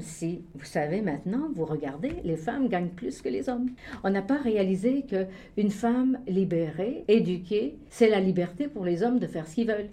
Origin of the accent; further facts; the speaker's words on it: Chicoutimi, Quebec, Canada; moved away as an adult; also born or lived in Ottawa; now in Toronto, Canada; Je suis née à Chicoutimi, une ville forestière